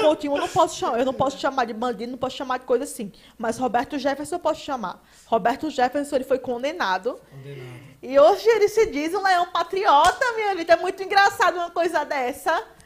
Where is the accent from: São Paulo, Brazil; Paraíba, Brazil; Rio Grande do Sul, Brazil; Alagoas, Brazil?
Paraíba, Brazil; also born or lived in João Pessoa; que tem a vergonha de dizer que é paraibano